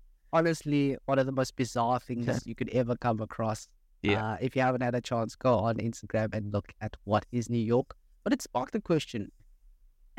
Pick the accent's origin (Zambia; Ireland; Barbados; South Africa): South Africa; growing up in South Africa